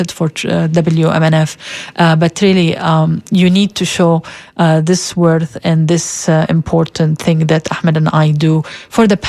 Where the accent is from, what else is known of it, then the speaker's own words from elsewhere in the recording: Egypt; moved away; I grew up in Egypt